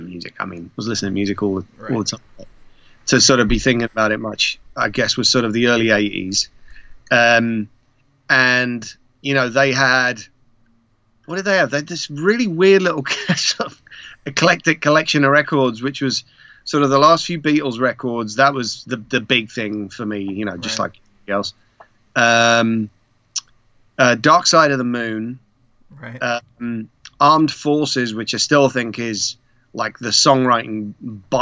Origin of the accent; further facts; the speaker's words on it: Prague, Czechia; moved away; I was born in Prague